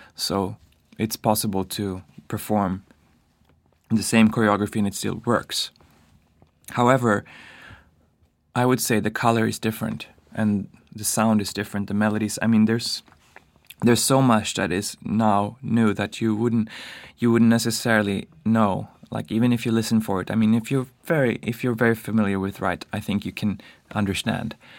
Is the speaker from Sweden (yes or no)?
yes; Stockholm, Stockholm County, Sweden; moved away as an adult; also born or lived in Paris, France; now in New York, United States; I come from Stockholm